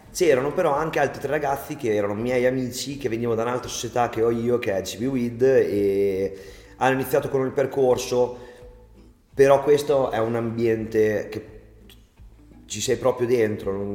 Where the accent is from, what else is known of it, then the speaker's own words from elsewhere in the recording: Forlì, Emilia-Romagna, Italy; accent: romagnolo; also born or lived in England; noi siamo di Forlì, Emilia Romagna